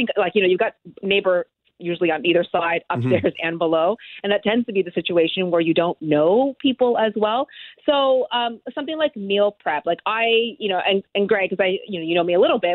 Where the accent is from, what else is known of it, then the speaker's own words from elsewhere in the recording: Halifax, Nova Scotia, Canada; I grew up in Halifax in an area that was very, very dense.